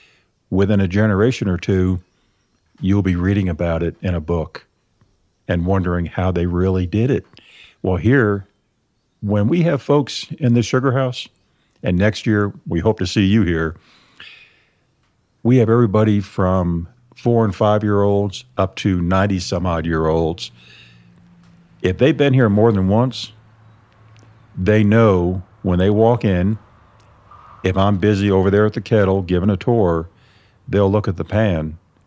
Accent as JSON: {"language": "English", "region": "New York", "country": "United States", "tie": "born or raised there", "said": "Nope. I was born and raised up in Lower Adirondacks, Northern Catskill Mountains."}